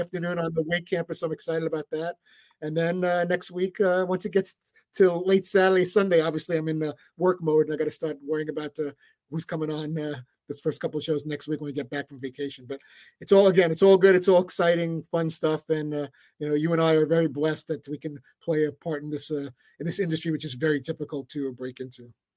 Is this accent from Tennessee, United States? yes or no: no; New York City, New York, United States; when I was in Brooklyn in my apartment building growing up in Brighton Beach and Coney Island